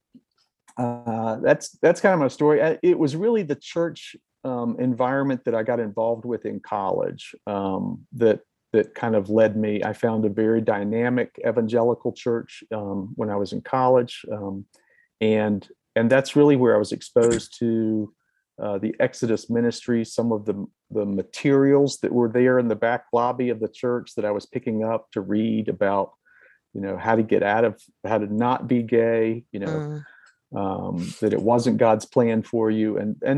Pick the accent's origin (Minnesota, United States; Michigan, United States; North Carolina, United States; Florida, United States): North Carolina, United States; Durham; I grew up in North Carolina, a very normal home